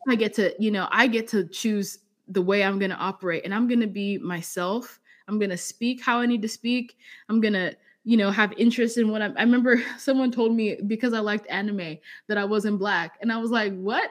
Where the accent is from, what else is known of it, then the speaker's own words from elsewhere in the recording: England, United Kingdom; also born or lived in Zambia; now in Arizona, United States; I was raised in England, so I have different experiences.